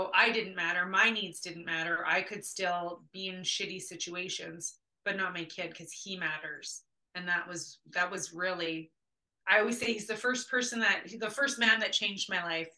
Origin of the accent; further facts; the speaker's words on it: Winnipeg, Manitoba, Canada; growing up in Winnipeg, in an area of the city that was like poverty all over the place